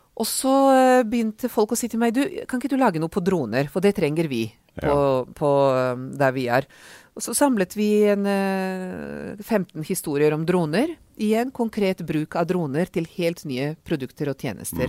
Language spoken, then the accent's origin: Norwegian; Serbia; Norwegian is a second language; also born or lived in Oslo, Norway / Oxford, United Kingdom; now in Norway; jeg er ungarsk, men har vokst opp i Serbia, eller Jugoslavia som det var den gang